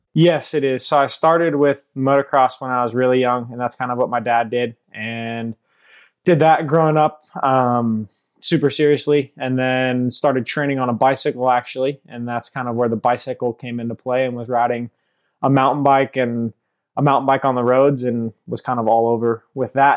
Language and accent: English; Sebastopol, California, United States; also born or lived in Europe; I'm from Sebastopol, California, grown and raised here, been local my whole